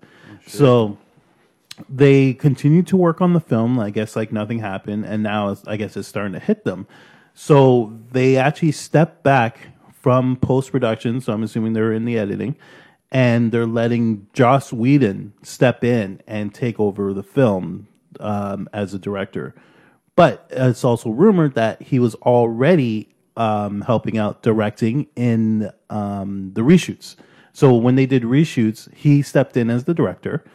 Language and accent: English; Canada; we're truly Canadian